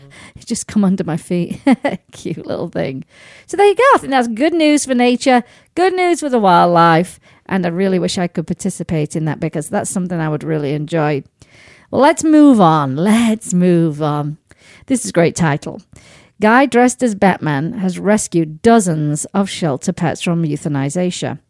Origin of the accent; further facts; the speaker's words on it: Sheffield, Yorkshire and the Humber, United Kingdom; moved away; my hometown of Sheffield